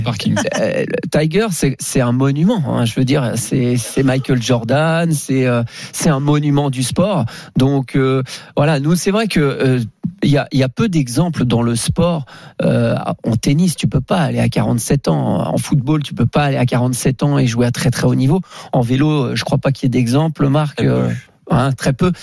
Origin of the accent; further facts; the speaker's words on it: Brittany, France; je viens de la Bretagne